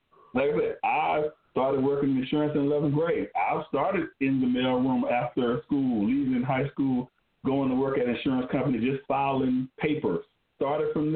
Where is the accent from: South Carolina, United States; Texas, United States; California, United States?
South Carolina, United States; Spartanburg; I'm from Spartanburg, South Carolina